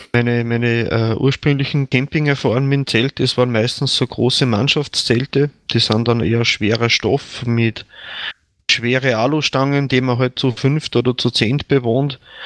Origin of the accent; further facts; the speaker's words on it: Attnang-Puchheim, Upper Austria, Austria; moved away as an adult; also born or lived in Lenzing; now in Bad Ischl, Austria; ich bin jetzt ungefähr 60 Kilometer von meinem Heimatort weg, also wo ich geboren bin